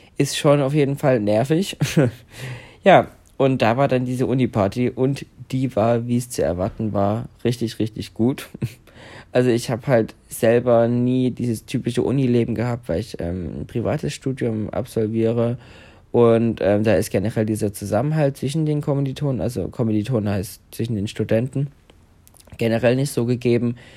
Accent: Saxony, Germany; wie groß Sachsen ist, wo ich ja aufgewachsen bin

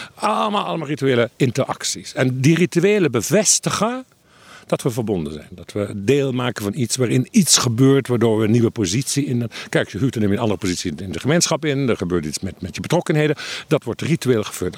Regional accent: Limburg, Netherlands; ik groeide op in Limburg

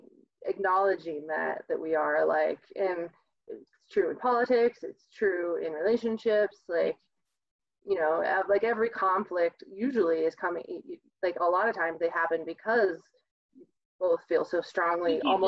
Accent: Midwest, United States; again, I'm from the Midwest, where that, you know, it is we are the other, or they are the other

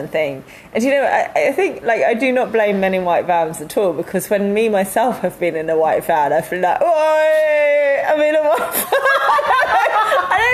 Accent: London, United Kingdom; I'm being a Londoner

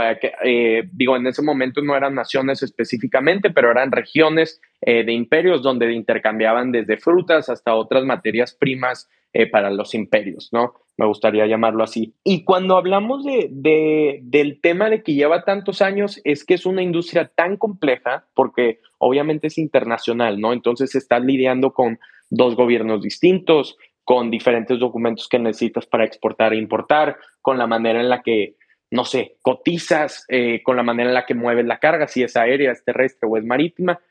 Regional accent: Monterrey, Nuevo León, Mexico; yo soy de México, ¿no? De Monterrey específicamente

